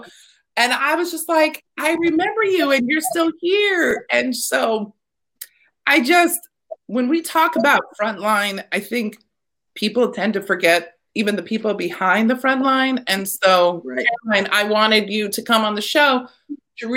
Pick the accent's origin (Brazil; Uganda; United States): United States; Texas; moved away as an adult; now in Staten Island, United States; born and raised, I'm from Texas.